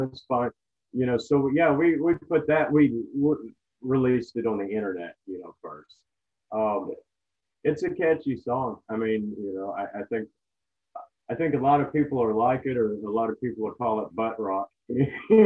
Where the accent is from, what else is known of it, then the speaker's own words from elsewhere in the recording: United States; we're American